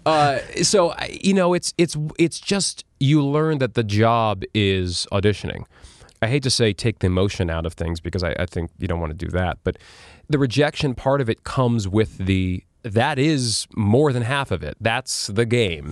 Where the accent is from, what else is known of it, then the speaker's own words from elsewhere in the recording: New York City, New York, United States; also born or lived in Las Vegas; I grew up on twentieth street in Chelsea